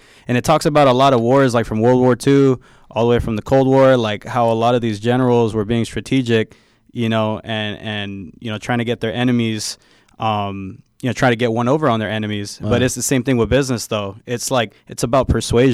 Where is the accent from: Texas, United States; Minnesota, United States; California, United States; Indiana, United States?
California, United States; Bay Area; I'm from the Bay, man.